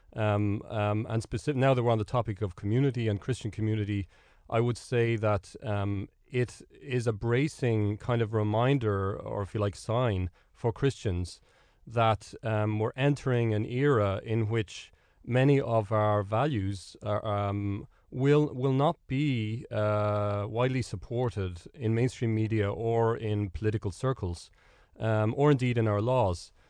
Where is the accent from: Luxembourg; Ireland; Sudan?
Ireland; that's sort of the way we operate as Irish people